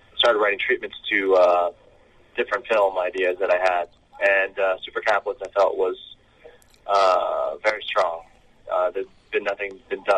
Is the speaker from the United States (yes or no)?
yes; New York, United States; I'm from the U.S. I was born in New York, so I was born and raised